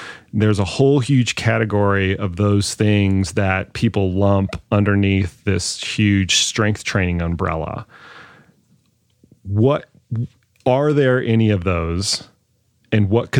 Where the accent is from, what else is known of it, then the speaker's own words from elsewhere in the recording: Dallas, Texas, United States; I grew up in Dallas.